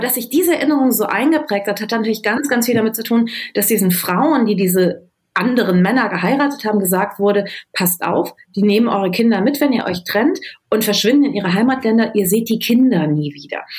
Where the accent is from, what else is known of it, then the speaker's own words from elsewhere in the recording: Düsseldorf, North Rhine-Westphalia, Germany; ich bin in Düsseldorf geboren und groß geworden